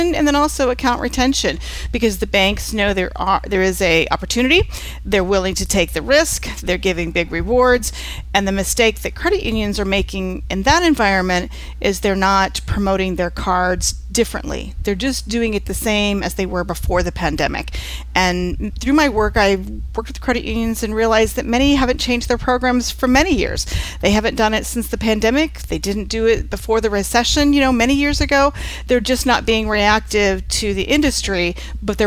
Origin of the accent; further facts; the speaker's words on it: Lafayette, Indiana, United States; I live in the Midwest. I'm from Lafayette, Indiana, where Purdue University is